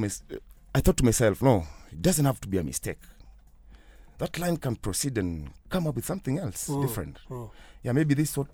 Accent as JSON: {"language": "English", "country": "Kenya", "said": "I'm from Kenya. I'm not from Africa."}